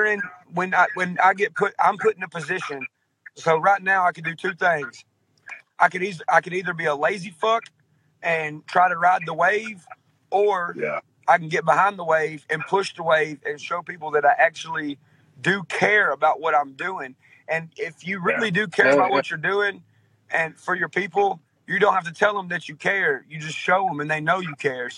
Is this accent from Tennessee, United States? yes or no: yes; outskirts of Nashville, Tennessee, United States; accent: real southern accent; I was born in Nashville, Tennessee. I was raised on the outskirts of Nashville, Tennessee in a small town.